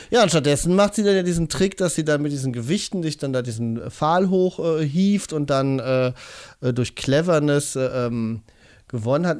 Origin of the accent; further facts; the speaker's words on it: Cologne, North Rhine-Westphalia, Germany; wir als Kölner Jungs